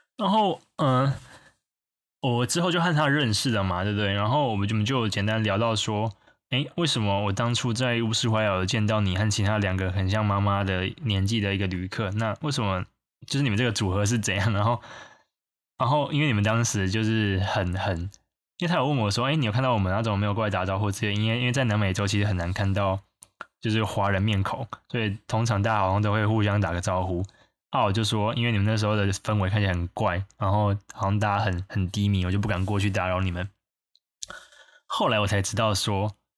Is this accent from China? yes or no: no; Taiwan; 因为你整个船上就只有我一个台湾人